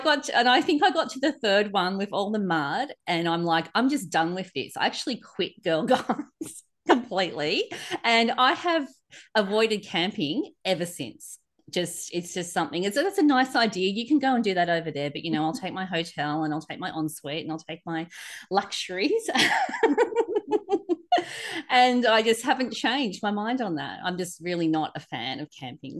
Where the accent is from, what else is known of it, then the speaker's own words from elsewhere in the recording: Sydney, New South Wales, Australia; I grew up in Sydney